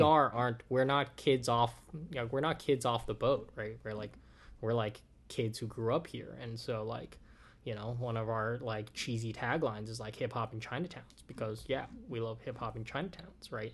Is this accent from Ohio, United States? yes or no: no; Oakland, California, United States; I'm from Oakland